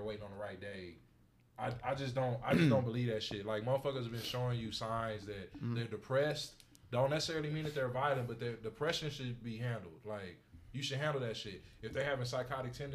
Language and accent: English; United States; we're American